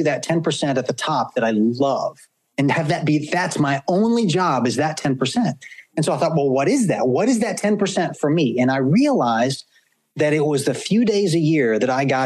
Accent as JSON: {"language": "English", "region": "the South", "country": "United States", "tie": "born or raised there", "said": "when I was a kid, Josh, growing up in the South"}